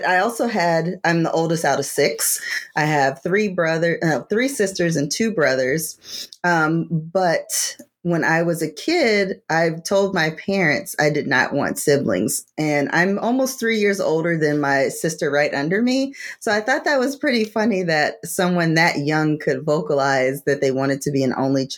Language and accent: English; Savannah, Georgia, United States; also born or lived in Washington, D.C.; now in Atlanta, United States; grew up, was born in DC, but raised in Savannah, Georgia, came from a family that's been there for generations